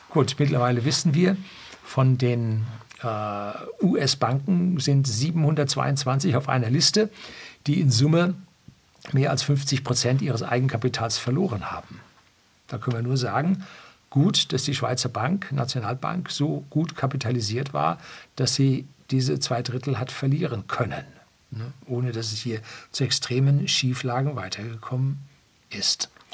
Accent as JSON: {"language": "German", "country": "Germany", "said": "bei uns in Deutschland"}